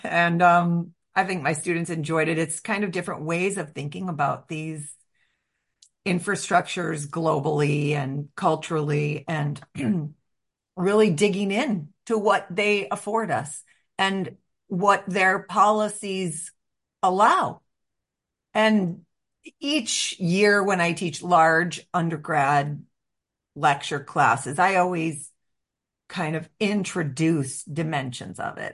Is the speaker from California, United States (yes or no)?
no; Chicago, Illinois, United States; as a Chicagoan